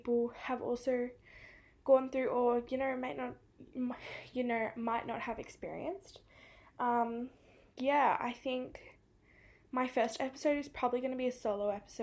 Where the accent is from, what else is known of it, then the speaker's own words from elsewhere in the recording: Sydney, New South Wales, Australia; accent: Australian; I'm from Sydney in New South Wales.